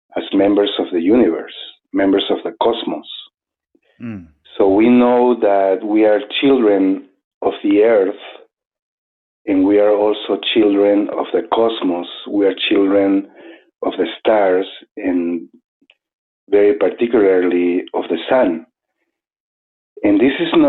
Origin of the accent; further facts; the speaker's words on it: Arequipa, Peru; moved away as an adult; also born or lived in Cusco, Peru; now in New Mexico, United States; I was born in Arequipa in Peru